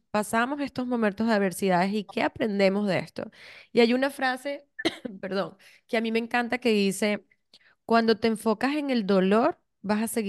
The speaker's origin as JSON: {"language": "Spanish", "country": "Venezuela"}